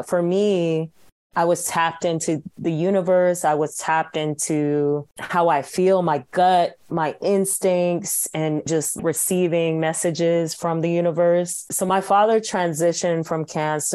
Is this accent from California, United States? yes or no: no; Atlanta, Georgia, United States; moved away; born and raised in Atlanta, Sierra Leonean family